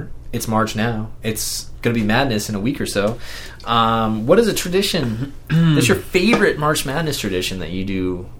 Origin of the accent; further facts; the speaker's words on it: Kansas, United States; me growing up in Kansas